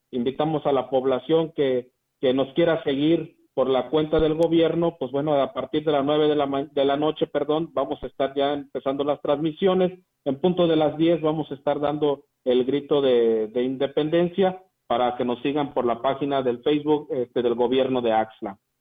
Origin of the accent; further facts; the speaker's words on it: Huasteca, Mexico; nuestra Huasteca